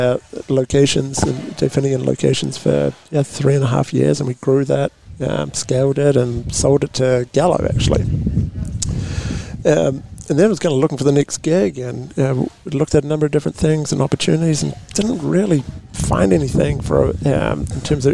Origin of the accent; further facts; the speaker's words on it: New Zealand; now in Paso Robles, United States; born and raised in New Zealand